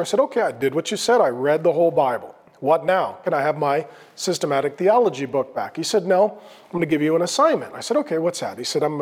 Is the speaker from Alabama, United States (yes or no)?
no; Grand Forks, North Dakota, United States; So I was born in 1970 in Grand Forks, North Dakota, Irish Catholic from County Cork, Southern Ireland is where our ancestors are from